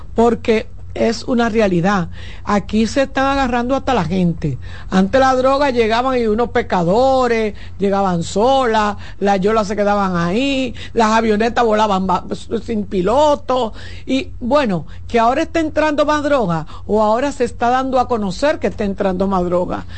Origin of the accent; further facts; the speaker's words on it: Santo Domingo, Distrito Nacional, Dominican Republic; yo soy del Ensanche Luperón